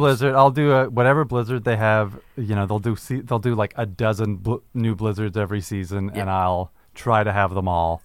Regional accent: Canada; I'm a Canadian person

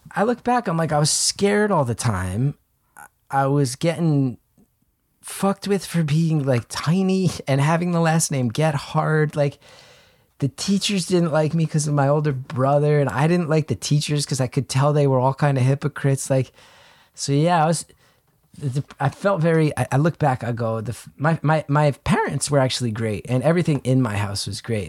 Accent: New Jersey, United States; growing up in New Jersey, there's a strong culture of just, like, greasy food

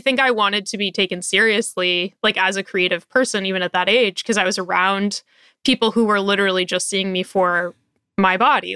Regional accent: Portland, Oregon, United States; I live in Portland, Oregon, and, um, I grew up in Portland, but I grew up in the suburbs

